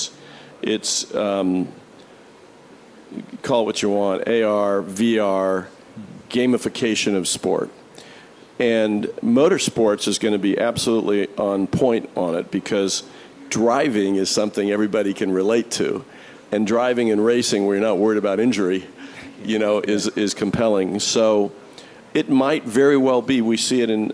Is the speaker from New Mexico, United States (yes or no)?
no; Indianapolis, Indiana, United States; the Indianapolis 500-mile race at the Speedway in my hometown